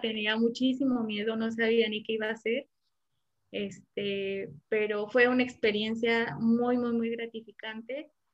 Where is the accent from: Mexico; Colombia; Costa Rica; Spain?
Mexico; Morelia, Michoacán; now in Querétaro, Mexico; ich komme aus Morelia, aber ich wohne in Querétaro